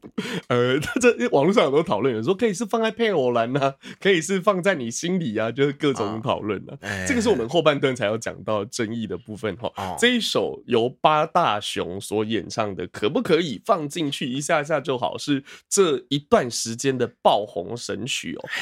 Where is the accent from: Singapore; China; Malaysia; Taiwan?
Taiwan; 我们台湾人